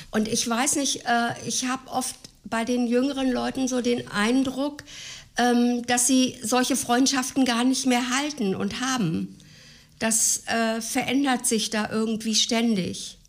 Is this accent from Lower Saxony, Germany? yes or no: yes; Gifhorn, Lower Saxony, Germany; also born or lived in Celle / Flettmar; ich bin 1946 geboren in Celle. Meine Eltern wohnten derzeit in Flettmar, Kreis Gifhorn